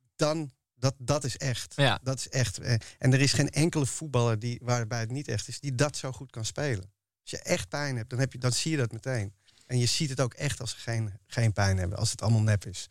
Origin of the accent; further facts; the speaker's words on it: Amsterdam, North Holland, Netherlands; ik ben een Amsterdammer en daarvoor is Ajax mijn club